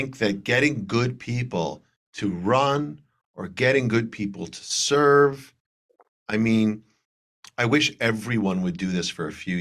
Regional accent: Trumbull, Connecticut, United States; I grew up in Trumbull, Connecticut

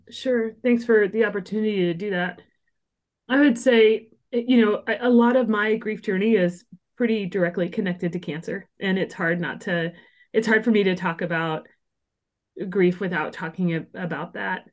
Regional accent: small town Illinois, United States; moved away as an adult; also born or lived in Los Angeles; moved from L A back to my hometown in small town Illinois

